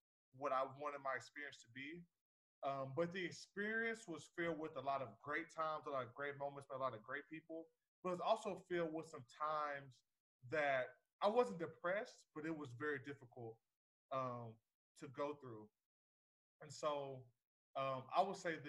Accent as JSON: {"language": "English", "region": "Texas", "country": "United States", "tie": "born or raised there", "said": "I was born and raised in Texas, the greatest state in the country"}